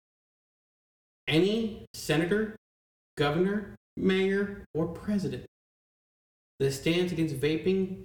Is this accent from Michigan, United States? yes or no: yes; Michigan, United States; moved away; I'm from Michigan, too